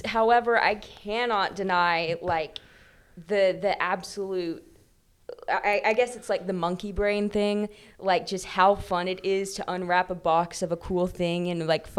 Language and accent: English; Massachusetts, United States; born there; Yeah, actually, I was born in Massachusetts, and I lived there for a really long time. Lot colder than here.